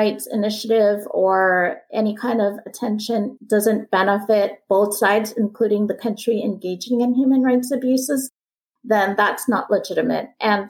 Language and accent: English; United States; as an American and a former diplomat